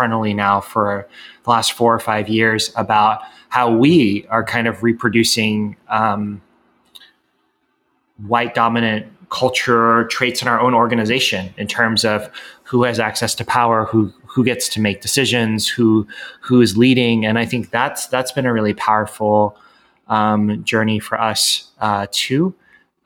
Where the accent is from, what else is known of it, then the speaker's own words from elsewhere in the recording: United States; growing up in the United States